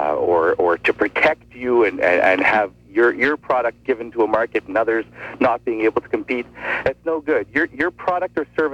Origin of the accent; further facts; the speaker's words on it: Quebec, Canada; I am from Quebec